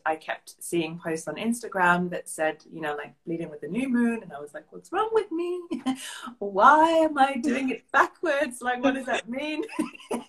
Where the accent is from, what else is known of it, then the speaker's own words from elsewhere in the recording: England, United Kingdom; moved away as an adult; now in Bavaria, Germany; I'm a bit more German than I am English at this stage